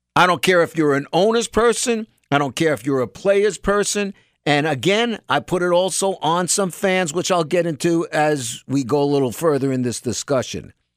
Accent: New York, United States; People my age, most of 'em, you know, growing up in New York

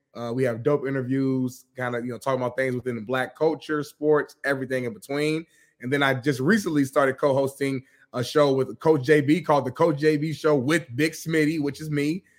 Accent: Indianapolis, Indiana, United States; I'm from Indianapolis, Indiana.

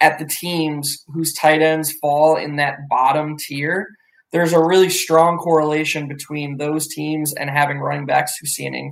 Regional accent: Chapel Hill, North Carolina, United States; I was born in Chapel Hill.

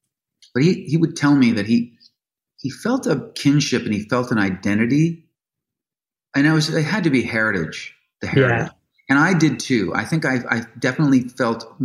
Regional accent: Chicago, Illinois, United States; born or raised there; moved away as an adult; also born or lived in Los Angeles

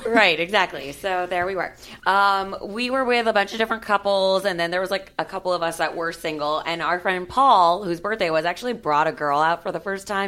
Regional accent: Miami, Florida, United States; now in Los Angeles, United States; since I grew up in Miami, I like grew up in a melting pot

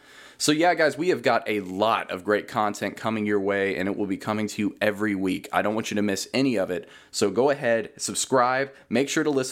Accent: Henderson, Kentucky, United States; moved away as an adult; now in Louisville, United States; I'm originally from Henderson, Kentucky, but I now live just outside of Louisville.

